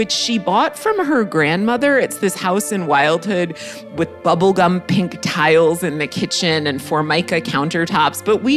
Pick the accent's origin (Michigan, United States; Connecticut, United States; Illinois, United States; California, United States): Connecticut, United States; Greenwich; my background growing up in Greenwich, Connecticut